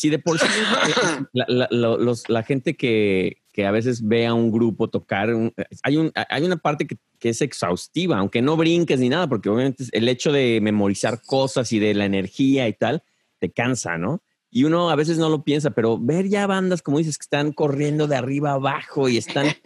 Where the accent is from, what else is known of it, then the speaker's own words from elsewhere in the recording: Guadalajara, Jalisco, Mexico; yo que vengo de Guadalajara, Guadalajara no sé por qué el reggae y el ska tiene como algo muy, muy, muy fuerte allá. Sin embargo, no hay playa allá.